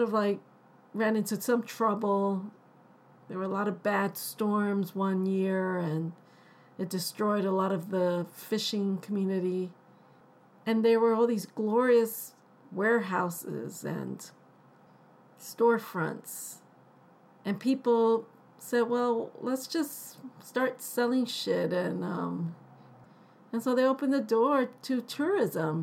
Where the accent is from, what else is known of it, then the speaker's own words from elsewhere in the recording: New York City, New York, United States; also born or lived in New Jersey; growing up in New York City and in New Jersey